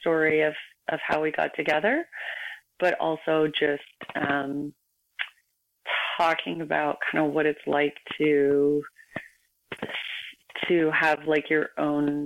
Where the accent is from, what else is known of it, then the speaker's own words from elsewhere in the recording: United States; moved away as an adult; now in Vancouver, Canada; an American living in Canada